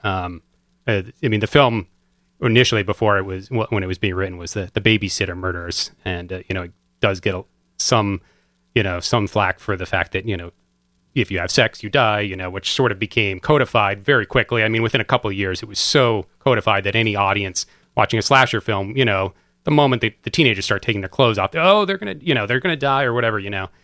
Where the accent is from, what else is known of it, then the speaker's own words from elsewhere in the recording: Madison, Connecticut, United States; I grew up in Madison